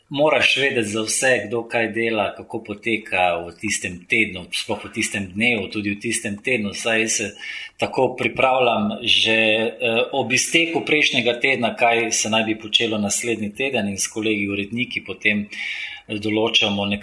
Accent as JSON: {"language": "Slovenian", "country": "Slovenia", "also_born_or_lived": "Yugoslavia", "said": "Pač rojeno Jugoslavijo, Jugoslovan, zato nisem nič manjši slovenc."}